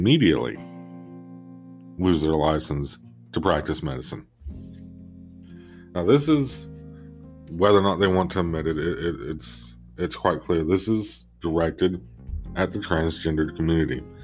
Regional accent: Arkansas, United States; Arkansas specifically, because that is my home state

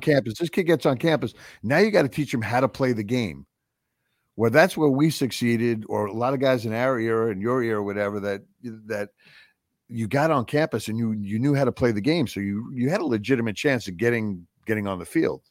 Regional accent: Long Island, New York, United States; our neck of the woods where, uh, where Alex and I grew up

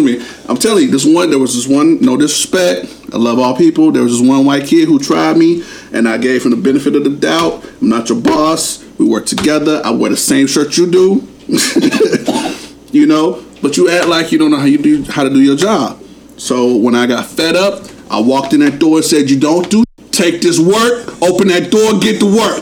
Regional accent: New Jersey, United States; We are from Jersey

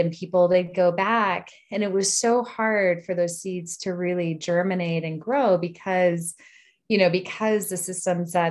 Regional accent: Upper Arlington, Ohio, United States; also born or lived in Washington, D.C. / Maryland / Illinois; now in Boulder, United States; And then, yeah, and then spent high school in Upper Arlington, Ohio.

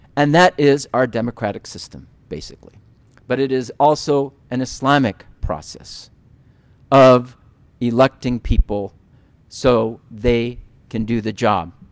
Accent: United States; as American Muslims, as Americans

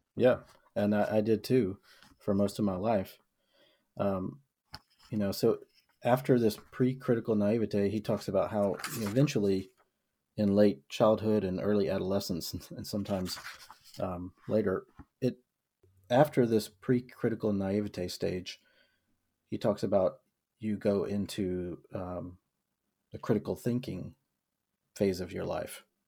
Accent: the South, United States; I was born and raised in the South in a, in a middle class white family

